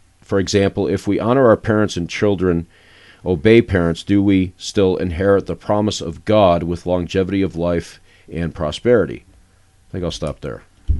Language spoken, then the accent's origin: English; New York, United States; I'm from New York, but it doesn't matter.